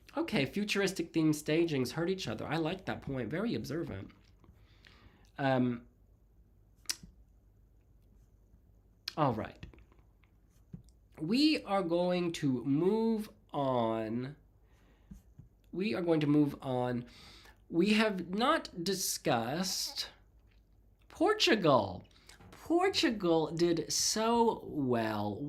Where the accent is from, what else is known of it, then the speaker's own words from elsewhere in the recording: Georgia, United States; that show is filmed in the town where I grew up in Georgia